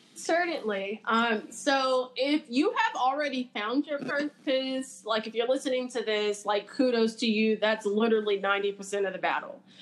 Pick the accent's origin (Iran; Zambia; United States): United States; Los Angeles, California; moved away; I'm from South Central Los Angeles